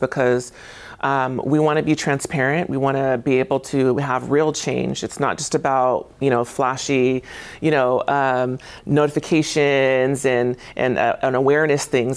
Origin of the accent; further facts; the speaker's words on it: Tacoma, Washington, United States; I graduated from Lincoln High School. So I'm from here